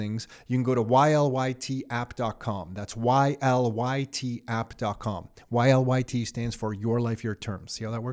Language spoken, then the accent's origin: English; Mississauga, Ontario, Canada; we grew up in Mississauga